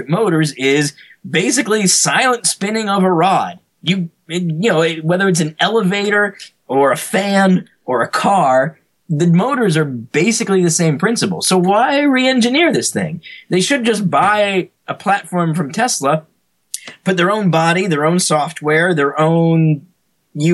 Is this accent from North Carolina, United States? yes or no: yes; Greensboro, North Carolina, United States; I grew up actually in North Carolina in a town called Greensboro